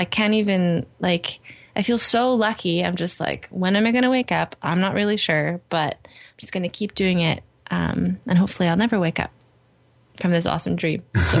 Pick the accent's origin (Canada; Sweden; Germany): Canada; Edmonton, Alberta; I did, yeah. Born and raised.